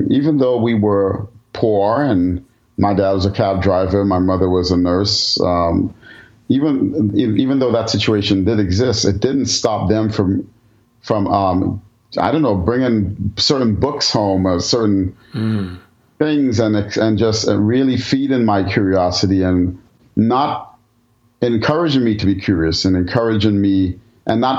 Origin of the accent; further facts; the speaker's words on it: New York City, New York, United States; I grew up in the Bronx in New York, and the part of Bronx, I, the part of the Bronx I grew up in, was um, a very um, you know culturally mixed neighborhood.